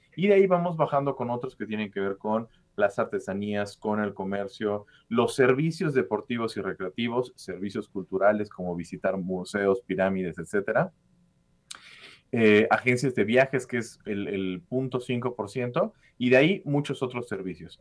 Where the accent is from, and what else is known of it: Mexico